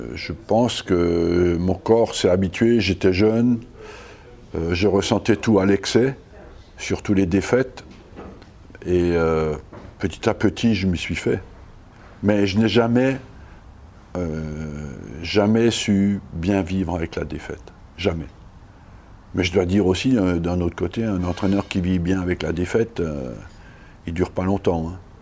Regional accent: Strasbourg, Grand Est, France; moved away; j'ai été élevé à Strasbourg ou dans la région

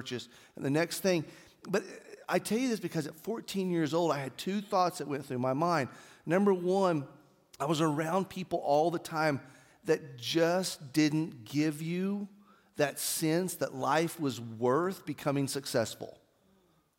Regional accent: Artesia, New Mexico, United States; growing up in Artesia and my dad being purchasing manager for Yates Petroleum

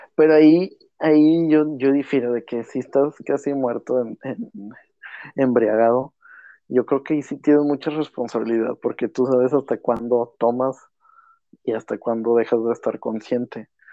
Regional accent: Monterrey, Nuevo León, Mexico; somos de Monterrey, donde aquí se vive eh, apasionadamente, pues todos los deportes

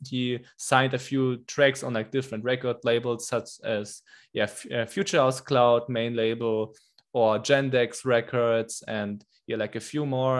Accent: Germany; English is a second language; I came back to Germany to my home country here like four months ago

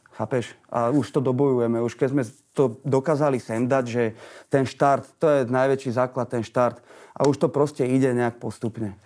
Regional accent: Bratislava, Bratislava Region, Slovakia; also born or lived in Vienna, Austria; ten život tu u nás vo Vrakúni

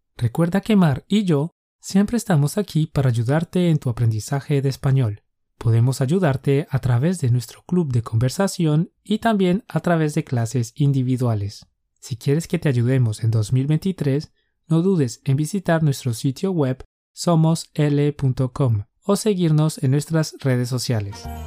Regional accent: Colombia; Somos dos profes colombianos

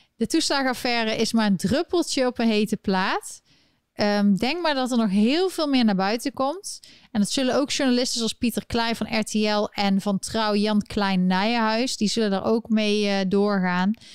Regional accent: Eindhoven, North Brabant, Netherlands; in Eindhoven, waar ik opgegroeid ben

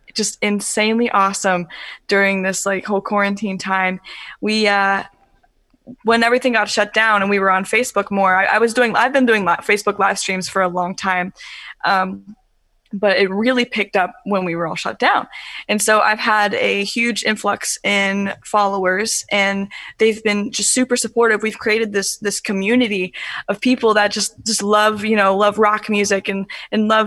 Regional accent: Kentucky, United States; moved away as an adult; now in Cincinnati, United States; I was born in Cincinnati, Ohio. And then I moved to Kentucky like when I was really young, and I lived there. And then we just moved back to Cincinnati, Ohio, I think like 3 or 4 months ago

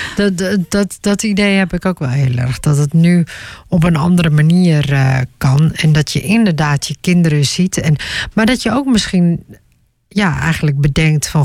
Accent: Netherlands; ook al ben ik in Nederland geboren

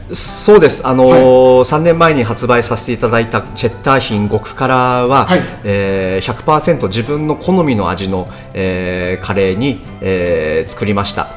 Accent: Musashino, Tokyo, Japan; 僕自身が吉祥寺生まれ、吉祥寺育ちなので

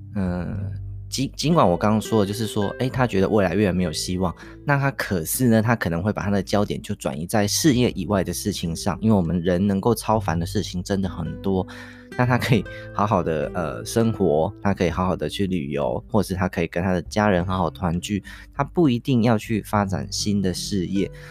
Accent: Taichung, Taiwan; 我们台中人的早餐

